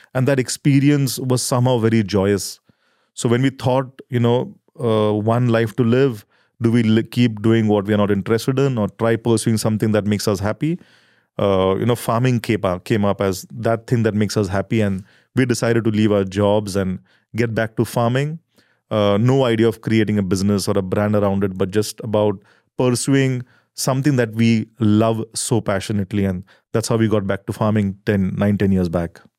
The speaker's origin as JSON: {"language": "English", "country": "India", "said": "we are farmers from India. And, uh, we come from a small village in the heartland of rural India"}